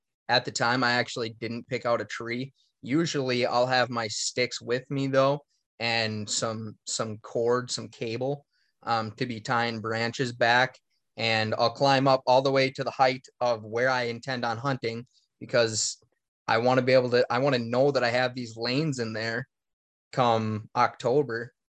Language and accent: English; Minnesota, United States; And growing up in Northern Minnesota, I left my cameras everywhere, all over.